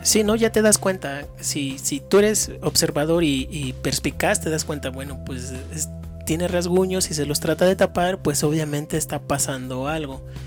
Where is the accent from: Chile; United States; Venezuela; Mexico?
Mexico; como, como mexicanos